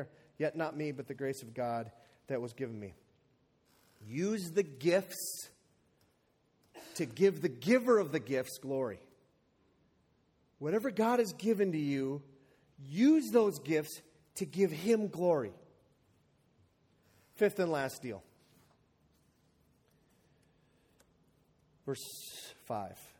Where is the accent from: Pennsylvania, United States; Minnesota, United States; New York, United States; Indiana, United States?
Minnesota, United States; the Iron Range; I'm from the Iron Range